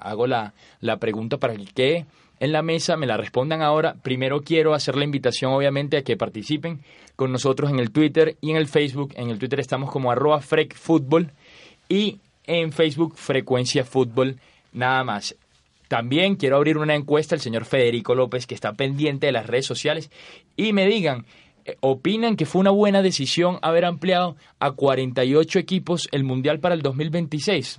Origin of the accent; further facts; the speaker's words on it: Venezuela; aunque soy venezolano